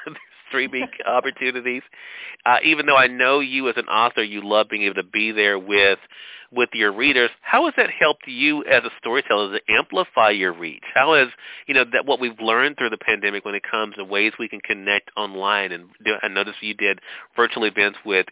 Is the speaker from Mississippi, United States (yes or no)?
yes; Mississippi, United States; my home state